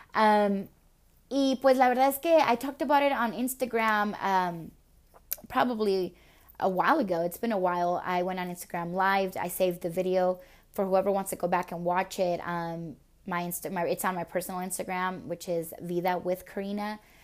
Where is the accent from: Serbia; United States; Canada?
United States; Minnesota; also born or lived in El Paso, Texas; de inmediato after I was born, I went back to Minnesota, and it wasn't until my um, my dad settled up in Minnesota that he took my mom with, and since the age of four, um, I was in Minnesota